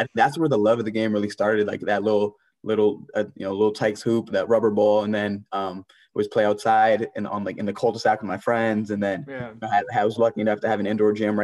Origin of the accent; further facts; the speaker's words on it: Maryland, United States; I grew up in Maryland.